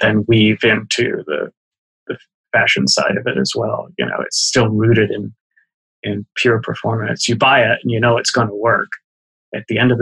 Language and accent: English; Boston, Massachusetts, United States; as a kid growing up in Boston